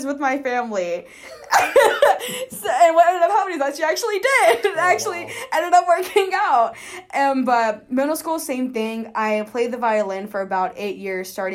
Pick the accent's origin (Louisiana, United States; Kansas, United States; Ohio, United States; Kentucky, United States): Kansas, United States; Kansas City; So I am originally from Kansas City, Kansas. I lived in Wyandotte County my entire life.